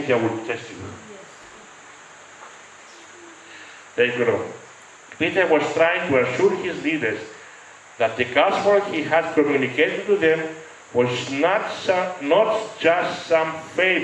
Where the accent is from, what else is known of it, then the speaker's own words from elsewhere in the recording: Greece; I am Greek.